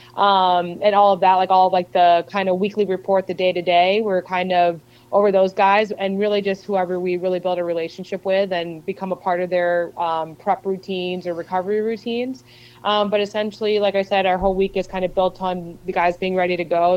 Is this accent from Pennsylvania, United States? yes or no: yes; Philadelphia, Pennsylvania, United States; born or raised there; also born or lived in Arizona